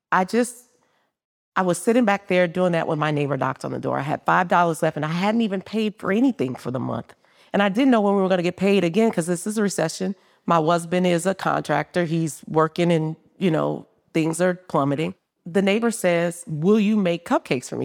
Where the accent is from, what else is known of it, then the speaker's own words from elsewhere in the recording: New Orleans, Louisiana, United States; moved away as an adult; now in Nashville, United States; I'm from New Orleans